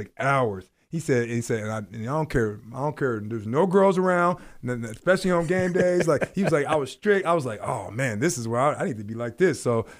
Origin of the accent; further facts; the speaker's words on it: Seattle, Washington, United States; like from when I grew up in Seattle, playing Rotary basketball